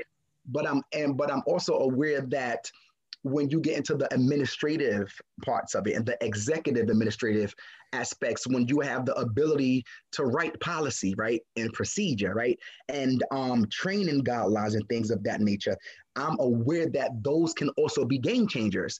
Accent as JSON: {"language": "English", "town": "New York City", "region": "New York", "country": "United States", "tie": "born or raised there", "also_born_or_lived": "Crown Heights", "said": "I was raised in East New York"}